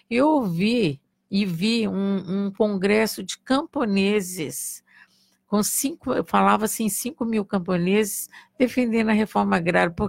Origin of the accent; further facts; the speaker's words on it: Santos, São Paulo, Brazil; also born or lived in Contagem; Eu nasci em Contagem, em Minas Gerais. E, e, e, logo é, é, eu tenho uma, uma experiência interessante de vida, né? Porque logo, eu, com quatro meses, meu pai foi trabalhar em Santos, em São Paulo